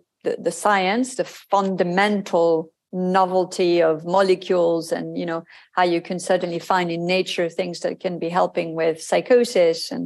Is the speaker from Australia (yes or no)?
no; France; moved away as an adult; also born or lived in Hong Kong / Japan; my home country